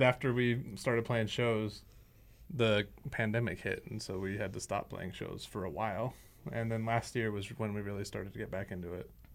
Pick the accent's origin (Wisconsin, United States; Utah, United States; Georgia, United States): Utah, United States; West Valley City; I've lived in West Valley pretty much my whole life